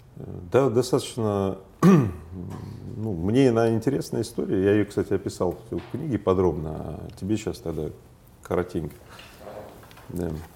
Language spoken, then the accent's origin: Russian; Magnitogorsk, Chelyabinsk Oblast, Russia; moved away; я был на одном из объектов в Магнитогорске, в моем родном городе